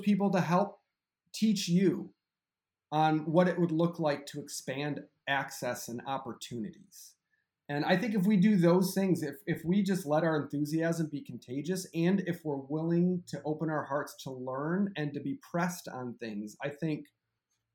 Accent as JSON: {"language": "English", "town": "Grosse Ile", "region": "Michigan", "country": "United States", "tie": "born or raised there", "moved": "as an adult", "lives_now": "La Crosse, United States", "said": "I am from Southeast Michigan, a town that probably nobody has ever heard of called Gros Ile, which actually is an island where the Detroit River lets out into Lake Erie. So it's a pretty unique place to grow up"}